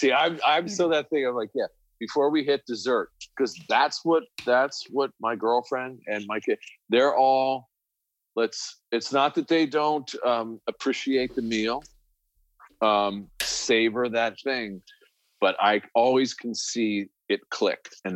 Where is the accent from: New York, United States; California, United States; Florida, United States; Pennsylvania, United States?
New York, United States; moved away as an adult; also born or lived in Connecticut; now in Los Angeles, United States; growing up in New York